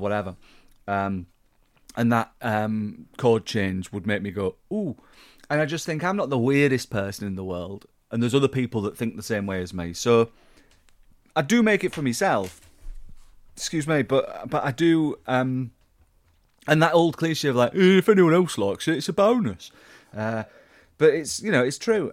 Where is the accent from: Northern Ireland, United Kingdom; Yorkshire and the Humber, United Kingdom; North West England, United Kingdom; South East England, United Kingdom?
Yorkshire and the Humber, United Kingdom; I'm a Yorkshireman.